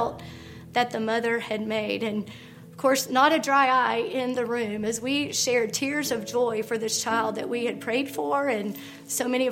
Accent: Tallahassee, Florida, United States; also born or lived in Augusta; I grew up in Tallahassee

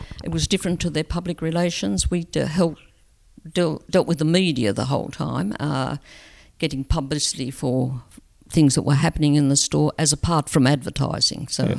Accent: Wellington, New South Wales, Australia; also born or lived in Murrurundi / Scone / Muswellbrook / Sydney; I was born in Wellington.

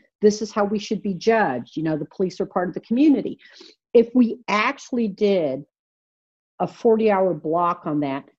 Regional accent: Mexico City, Mexico; born there; I was born in Mexico City, and I came up as in the 1960s.

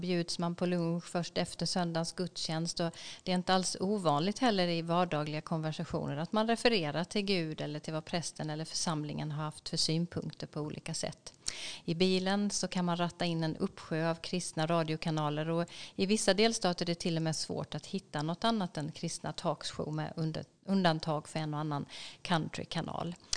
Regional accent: Sweden; som svensk som kommer från ett väldigt sekulärt samhälle

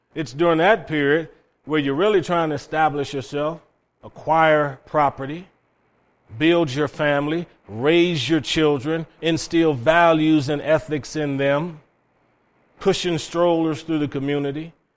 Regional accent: Cleveland, Ohio, United States; moved away as an adult; also born or lived in Okinawa, Japan; growing up in Cleveland, Ohio

